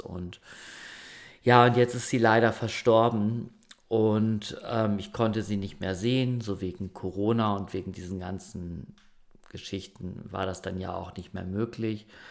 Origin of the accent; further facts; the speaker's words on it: Germany; moved away; das Dorf, ähm, wo ich groß geworden bin